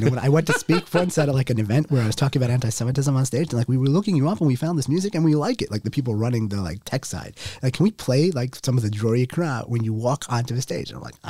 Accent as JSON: {"language": "English", "town": "New York City", "region": "New York", "country": "United States", "said": "I'm from Queens, but like, again, you're talking about my family. They're originally from the Upper West Side of Manhattan"}